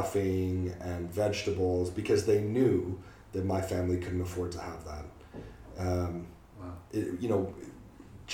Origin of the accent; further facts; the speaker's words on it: Canada; moved away as an adult; now in United Kingdom; I am Canadian.